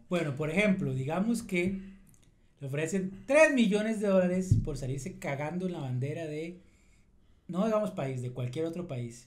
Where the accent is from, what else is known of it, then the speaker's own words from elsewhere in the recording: Costa Rica; yo soy de Costa Rica